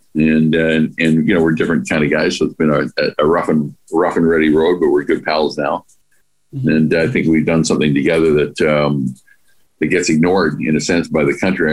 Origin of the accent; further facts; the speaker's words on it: Vancouver, British Columbia, Canada; we grew up in the Dunbar area